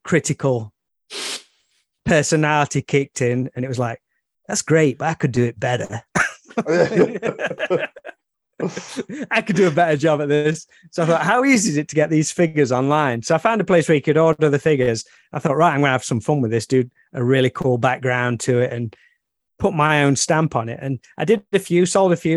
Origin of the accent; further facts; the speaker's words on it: near Alfreton, Derbyshire, East Midlands, United Kingdom; near my hometown